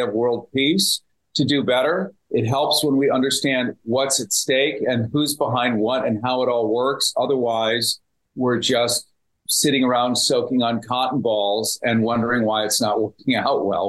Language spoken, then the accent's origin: English; United States; I speak as an American